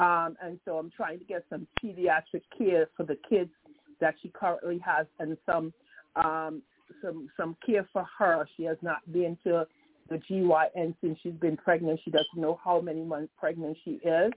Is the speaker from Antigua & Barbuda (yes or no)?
yes; Antigua & Barbuda; also born or lived in St. Croix; now in United States; I'm from Antigua and Barbuda, born and raised in Antigua and Barbuda, and immigrated to St. Croix and to the United States